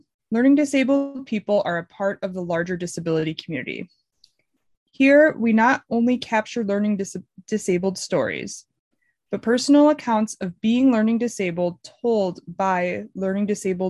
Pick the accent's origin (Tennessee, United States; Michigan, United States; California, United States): Michigan, United States; moved away as an adult; now in Washington, D.C., United States; I'm from Michigan. I went to the University of Michigan. I graduated and I moved to Washington, D.C.